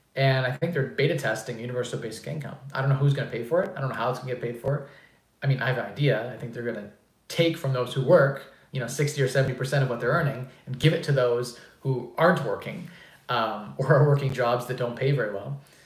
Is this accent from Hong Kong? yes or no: no; Canada; I'm a Canadian